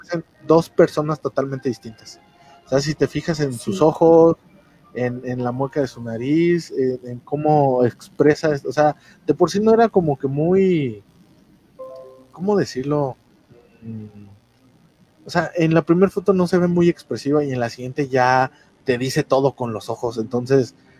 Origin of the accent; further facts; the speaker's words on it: Mexico; ya ves cómo somos los mexicanos